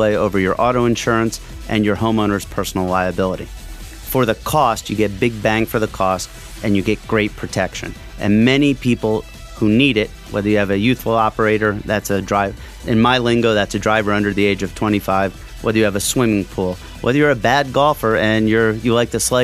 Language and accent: English; Lehigh Valley, Pennsylvania, United States; I'm a local boy, born and raised in the Valley, love the Valley